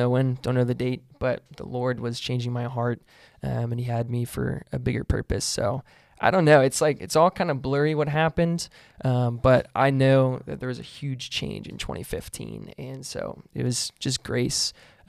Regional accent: Burlington, Kentucky, United States; Born and raised in Northern Kentucky, so I'm a Northern Kentuckyite, NKY, let's go. Boone County, Burlington, it's where I grew up.

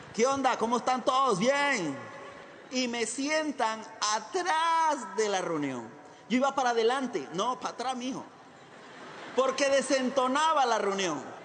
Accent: Chiriquí, Panama; moved away as an adult; now in Costa Rica; nací en Panamá, en un hogar muy trabajador

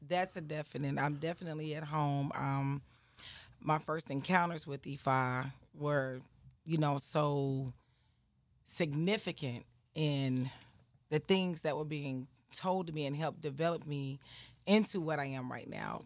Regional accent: Atlanta, Georgia, United States; also born or lived in Clayton County, Georgia; I'm from Atlanta, Georgia. Atlanta, Atlanta, Southwest Atlanta

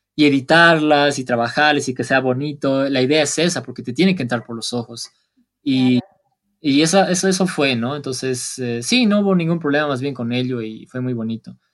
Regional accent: Bolivia; Bolivia no es tan turístico como Perú o como eh, Argentina o como Madrid o como cualquier otro lado del mundo, si bien no, no somos tan turísticos

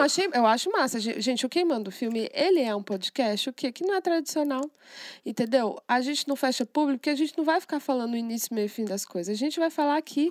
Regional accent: Brazil; eu sou brasileira

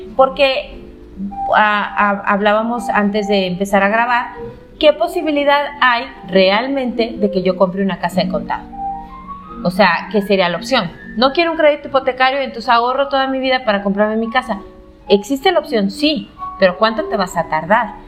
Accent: León, Guanajuato, Mexico; yo soy de León

